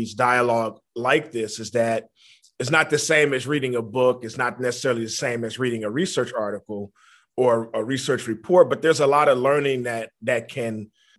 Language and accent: English; New Orleans, Louisiana, United States; I was born in New Orleans, Louisiana, in the Ninth Ward in particular